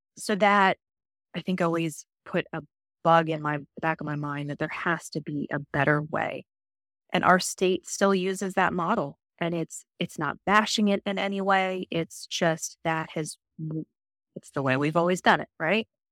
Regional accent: Virginia, United States; I was born and raised in Virginia

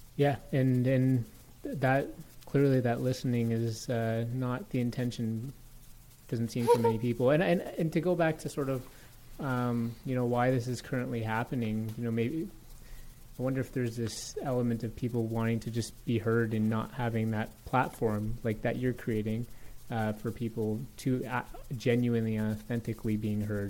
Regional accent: Toronto, Ontario, Canada; I grew up in Toronto

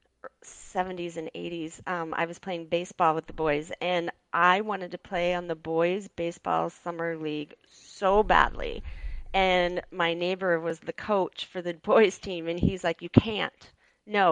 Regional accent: Mason City, Iowa, United States; I was born and raised in Mason City, Iowa

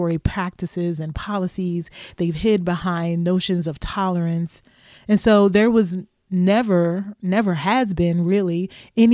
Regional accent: Louisville, Kentucky, United States; my hometown of Louisville, Kentucky

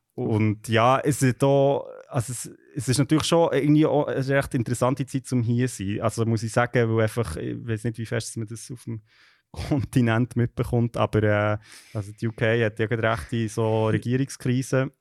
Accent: Switzerland; moved away as an adult; now in London, United Kingdom; als Schweizerin, nicht so hier in London

